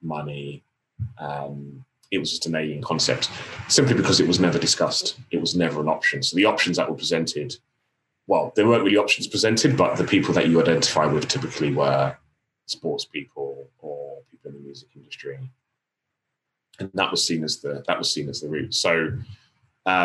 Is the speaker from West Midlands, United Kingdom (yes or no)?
no; London, United Kingdom; So I grew up in Tottenham in North London